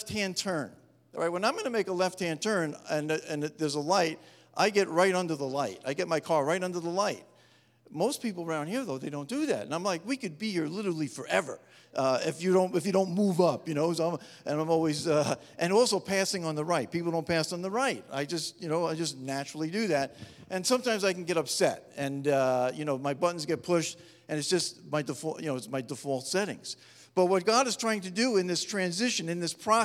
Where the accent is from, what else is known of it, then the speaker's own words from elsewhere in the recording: New York metropolitan area, United States; moved away as an adult; now in Upstate New York, United States; I was brought up in the New York metropolitan area